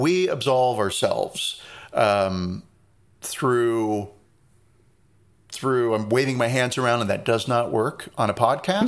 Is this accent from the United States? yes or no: yes; Reading, Pennsylvania, United States; moved away; also born or lived in North Carolina; that's the town I was born